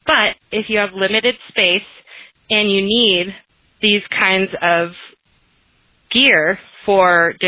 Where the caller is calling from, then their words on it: Mammoth Lakes, California, United States; I'm calling from Mams Lakes, California.